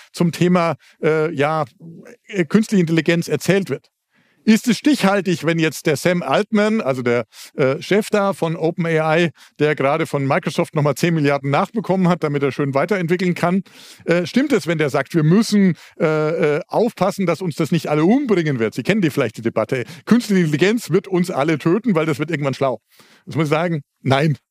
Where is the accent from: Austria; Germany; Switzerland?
Germany; Southern Germany; Also ich komme aus Süddeutschland, das haben Sie schon gemerkt